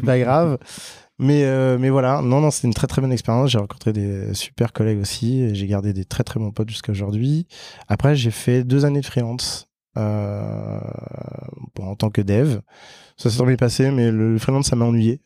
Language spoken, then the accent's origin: French; French Guiana; moved away as an adult; j'ai grandi en Guyane française